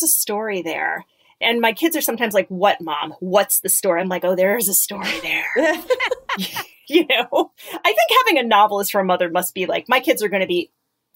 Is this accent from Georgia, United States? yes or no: no; Connecticut, United States; I grew up in Connecticut. I grew up in a suburb.